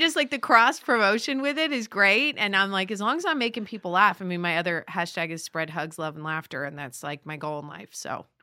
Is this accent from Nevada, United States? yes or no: yes; Las Vegas, Nevada, United States; born or raised there; moved away as an adult; also born or lived in Boulder, Colorado; now in Los Angeles, United States